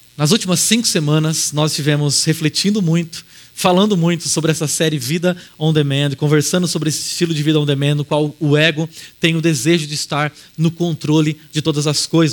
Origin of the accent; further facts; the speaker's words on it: Araraquara, São Paulo, Brazil; moved away; eu voltei para Araraquara, que é minha cidade natal, e eu comecei a caminhar por um instante pelas ruas onde eu cresci